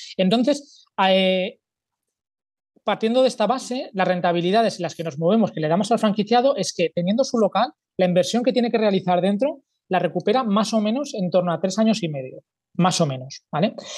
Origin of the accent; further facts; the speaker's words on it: Zaragoza, Aragon, Spain; soy de Zaragoza, tengo 44 años